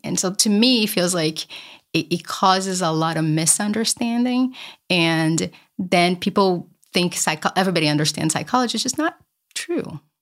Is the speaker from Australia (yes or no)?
no; Brazil; moved away; I grew up poor in Brazil